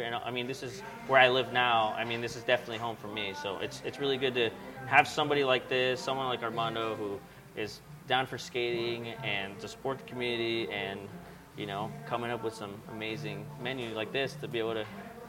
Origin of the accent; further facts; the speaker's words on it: Mexico City, Mexico; also born or lived in Chicago; now in Long Beach, United States; I'm from Mexico City, and that's pretty much where the taco originated from